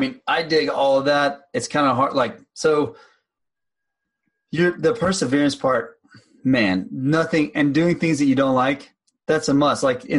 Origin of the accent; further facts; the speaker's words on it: Texas, United States; growing up in the South, in Texas